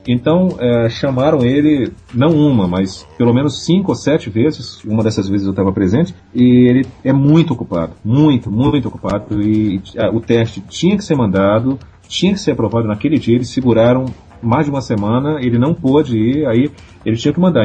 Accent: Belém, Pará, Brazil; now in Rio de Janeiro, Brazil; Eu, eu não sou carioca, eu sou paraense

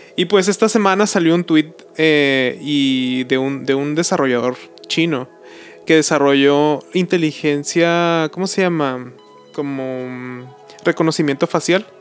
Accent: Mexico

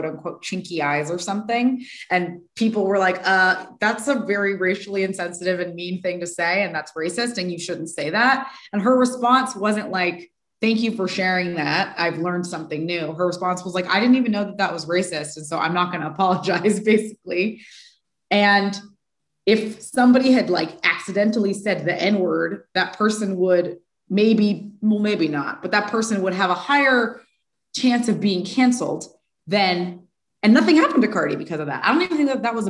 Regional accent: California, United States; I grew up in California

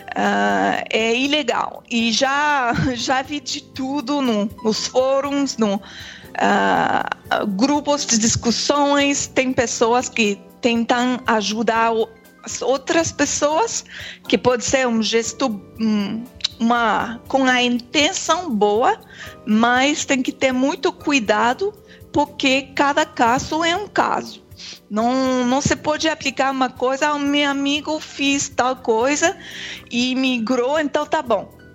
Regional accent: Quebec, Canada; Portuguese is a second language; also born or lived in Germany; sou aqui do Quebec

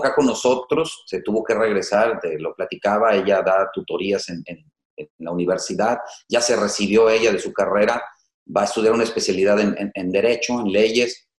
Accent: Tepic, Nayarit, Mexico; moved away; Yo soy de Tepic, pero vengo a estudiar la, universidad

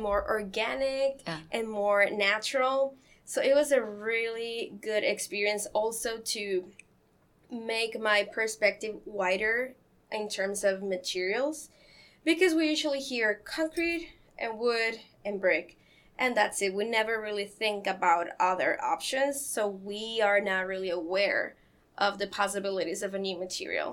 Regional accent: Mexico; moved away as an adult; now in Columbus, United States; before coming here, I come from Mexico

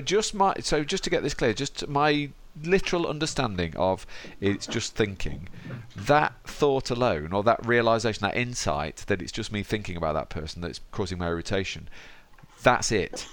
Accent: Derby, East Midlands, United Kingdom; my hometown of Derby

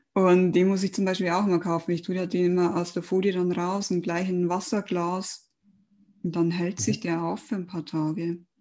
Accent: Germany; bei uns in Deutschland

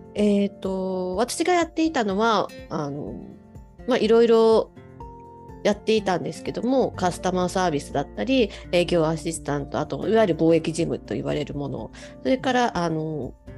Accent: Fujisawa, Kanagawa, Japan; also born or lived in Yokohama; 神奈川県藤沢市です。藤沢出身

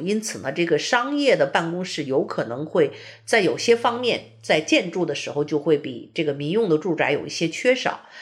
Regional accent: China; moved away as an adult; also born or lived in Beijing; now in United States; 我们从中国来的人

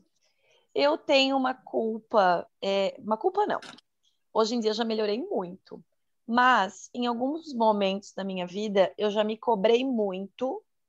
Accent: Santa Catarina, Brazil; sou de Santa Catarina, solteira, 34 anos, mulher

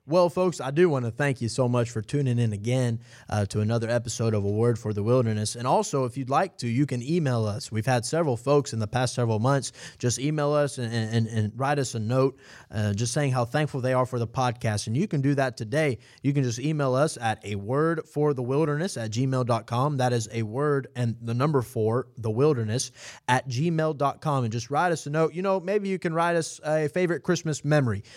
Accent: Atlanta, Georgia, United States; I'm from Atlanta

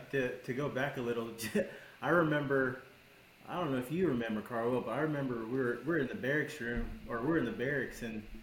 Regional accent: South Carolina, United States; where are you from? I was like, South Carolina.

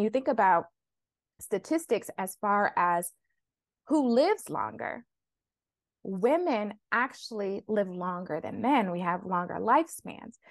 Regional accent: Flint, Michigan, United States; growing up in Flint, Michigan

